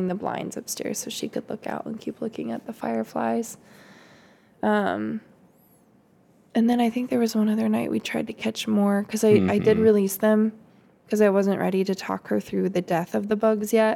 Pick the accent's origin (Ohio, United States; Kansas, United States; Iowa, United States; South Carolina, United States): Kansas, United States; now in Michigan, United States; I grew up in Kansas